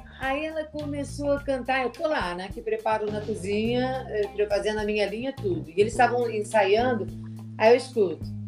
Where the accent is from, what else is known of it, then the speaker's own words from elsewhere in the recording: Mato Grosso do Sul, Brazil; Eu sou de Mato Grosso do Sul